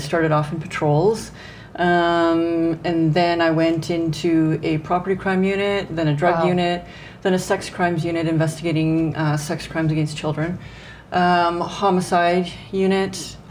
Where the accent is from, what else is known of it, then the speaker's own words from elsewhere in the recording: Alberta, Canada; now in Lethbridge, Canada; I grew up in Alberta, and then after my career in the RCMP, which I'll talk about a little bit later, we ended up coming back to Lethbridge. We have family here. And I now teach at the Lethbridge College in the Criminal Justice Program.